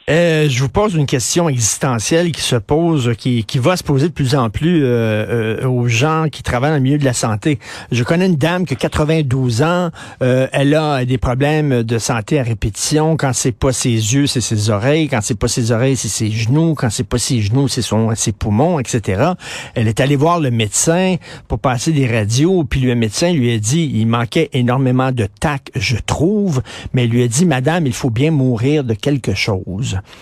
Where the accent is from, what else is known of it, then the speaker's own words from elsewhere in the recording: Montreal, Quebec, Canada; Je viens de Verdun